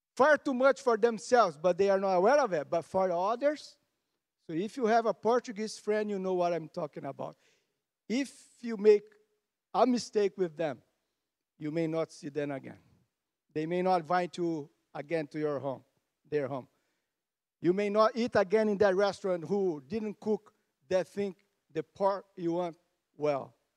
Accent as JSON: {"language": "English", "country": "Canada", "said": "we are Canadian, tough people."}